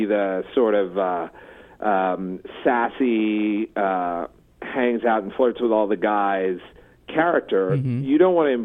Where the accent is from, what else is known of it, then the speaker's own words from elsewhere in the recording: East Coast, United States; growing up on the East Coast